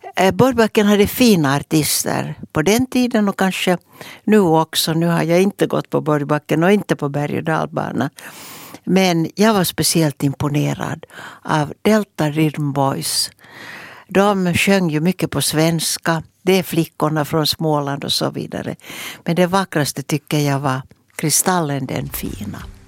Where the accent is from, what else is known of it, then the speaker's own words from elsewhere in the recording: Mäntsälä, Uusimaa, Finland; som hade min barndom i Mäntsälä tillsammans med mina systrar Ulla och Gunnel. Jag är född där.